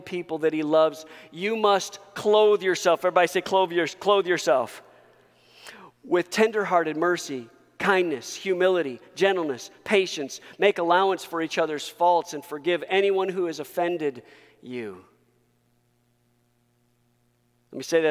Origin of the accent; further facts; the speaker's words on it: United States; I am first a Christian before I'm an American